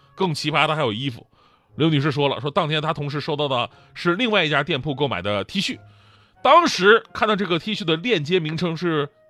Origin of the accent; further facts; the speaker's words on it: China; 七夕是中国情人节，在我的印象当中，它比二月十四号更加地值得让我们中国人去纪念